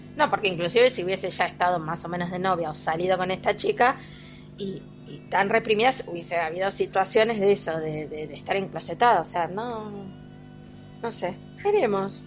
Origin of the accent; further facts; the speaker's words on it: Argentina; soy todavía más argentina